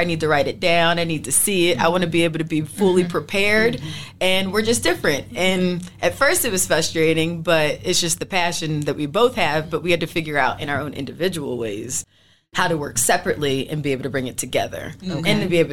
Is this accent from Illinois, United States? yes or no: no; Philadelphia, Pennsylvania, United States; I'm from Philly